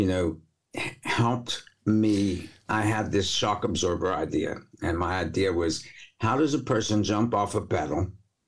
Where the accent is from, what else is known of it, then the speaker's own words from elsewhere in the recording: New York, United States; moved away; I'm a New Yorker originally